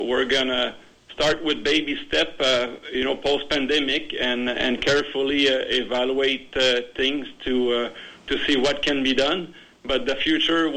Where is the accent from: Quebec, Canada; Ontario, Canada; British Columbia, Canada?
Quebec, Canada; Montreal; moved away as an adult; now in Moose Jaw, Canada; I'm from Montreal